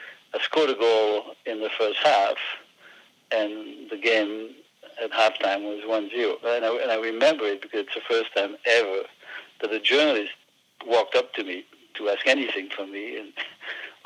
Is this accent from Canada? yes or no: no; northern Burgundy, near Auxerre, Bourgogne-Franche-Comté, France; accent: French; English is a second language; moved away as an adult; now in United States; our hometown is in the northern part of Burgundy, near the town of Auxerre